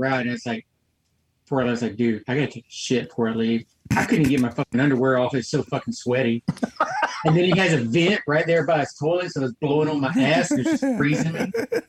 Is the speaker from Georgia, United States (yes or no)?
yes; Georgia, United States; Me, born and raised in Georgia